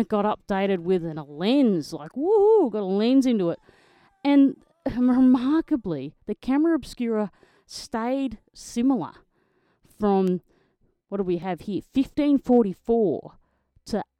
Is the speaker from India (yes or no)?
no; Australia; I'm an Australian motocross photojournalist.